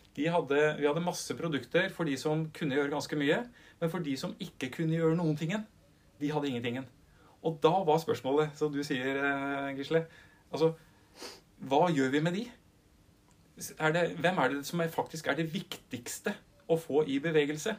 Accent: Upper Telemark, Norway; jeg er en dyslektiker fra Øvre Telemark

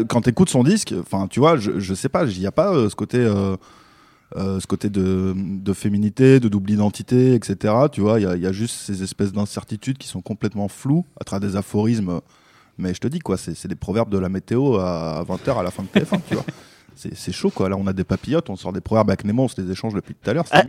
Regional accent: Belgium; now in France; je suis naturalisé français, je suis belge à la base.

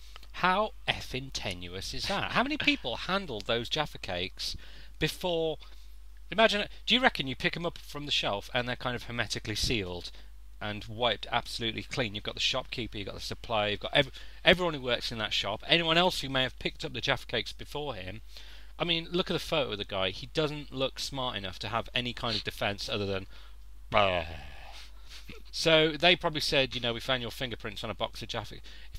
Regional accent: Birmingham, West Midlands, United Kingdom; But I mean, it's in Birmingham. I'm from Birmingham originally. I'm not going to pass judgment. Brummies are lovely folk. I still hold on to bits of my accent

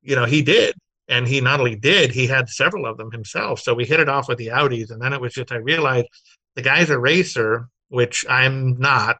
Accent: Glendale, California, United States; I grew up in Glendale, which is Burbank

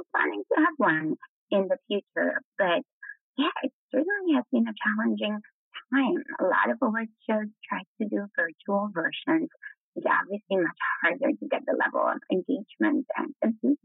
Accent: Poland; moved away; also born or lived in Netherlands / United Kingdom; I'm from Poland originally

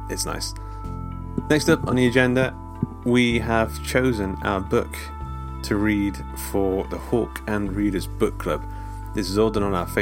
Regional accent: England, United Kingdom; we're English.

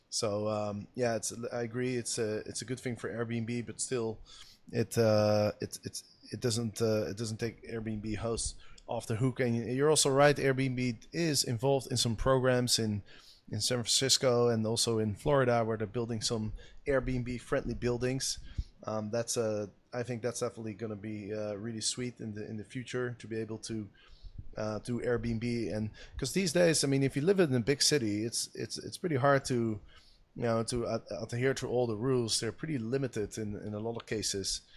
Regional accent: Amsterdam, North Holland, Netherlands; here in my hometown of Amsterdam, where I am staying right now

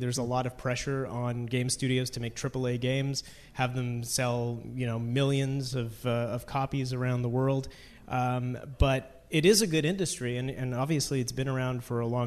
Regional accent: Brampton, Ontario, Canada; born or raised there

